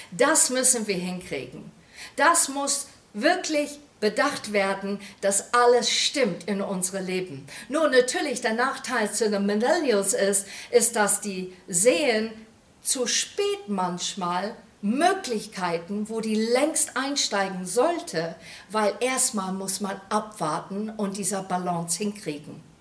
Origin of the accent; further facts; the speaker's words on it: England, United Kingdom; German is a second language; now in Germany; das versetzt mich sofort in meine Kindheit zurück in England, wie die da stand, wie eine rote Box